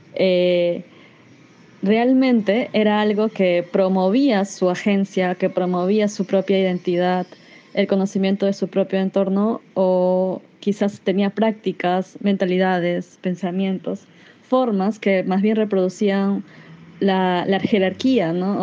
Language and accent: Spanish; Iquitos, Loreto, Peru; also born or lived in Brazil; now in Lima, Peru; Nací en Brasil y crecí en Iquitos, tierra de mi madre, en la Amazonía peruana, hasta que migramos a Lima, desde donde me comunico hoy